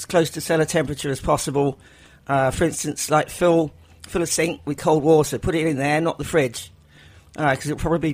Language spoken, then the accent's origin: English; England, United Kingdom; accent: English; I'm English.